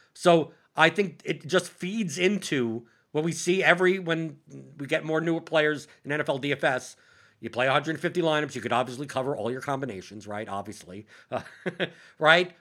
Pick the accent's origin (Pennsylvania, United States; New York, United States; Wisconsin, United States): New York, United States; as a New Yorker